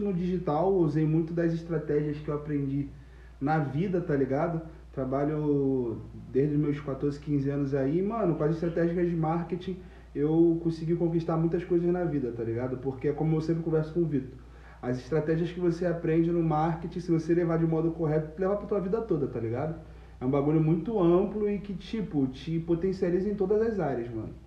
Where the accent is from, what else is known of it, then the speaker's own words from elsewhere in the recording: Nilópolis, Rio de Janeiro, Brazil; also born or lived in Nova Friburgo; nascido em Friburgo, criado em Nilópolis